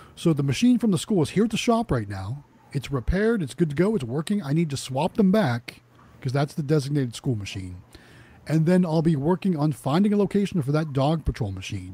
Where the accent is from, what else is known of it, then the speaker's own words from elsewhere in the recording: Youngstown, Ohio, United States; moved away; I'm originally from Northeast Ohio, as my shirt says. Youngstown, Ohio, is where I'm from.